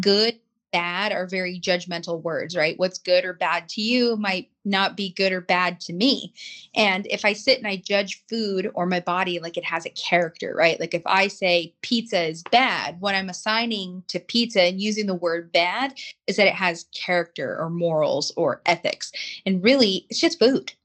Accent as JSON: {"language": "English", "town": "Los Angeles", "region": "California", "country": "United States", "tie": "born or raised there", "said": "I grew up in Los Angeles, you know, I grew up in the San Fernando Valley, Hollywood"}